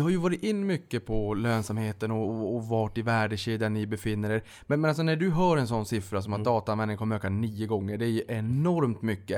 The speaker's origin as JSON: {"language": "Swedish", "region": "Norrbotten County", "country": "Sweden", "said": "jag kommer från Norrbotten"}